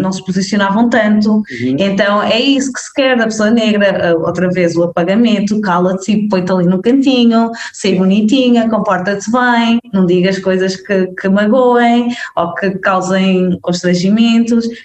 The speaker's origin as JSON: {"language": "Portuguese", "town": "Mangualde", "region": "Viseu", "country": "Portugal", "tie": "born or raised there", "also_born_or_lived": "Felgueiras", "said": "eu cresci em, em Mangual, Viseu"}